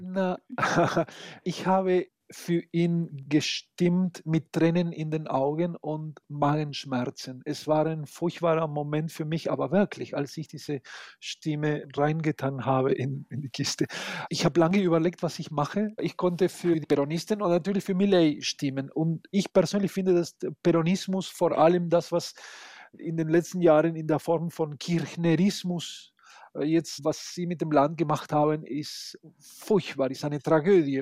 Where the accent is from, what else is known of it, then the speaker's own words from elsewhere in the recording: Argentina; now in Munich, Germany; als Argentinier habe ich